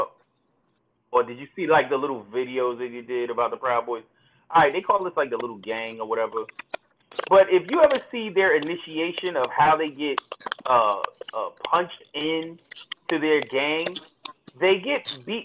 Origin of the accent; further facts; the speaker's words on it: Newark, New Jersey, United States; growing up in Newark